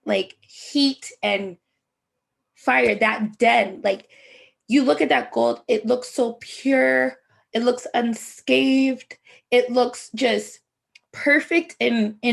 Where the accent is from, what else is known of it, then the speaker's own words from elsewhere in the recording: Jamaica; I'm Jamaican